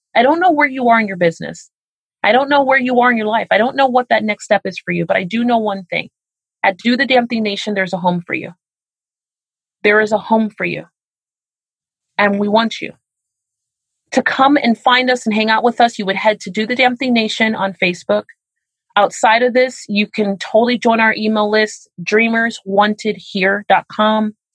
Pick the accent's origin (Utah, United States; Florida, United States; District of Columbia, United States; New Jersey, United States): Florida, United States; Miami; I'm from Miami, Florida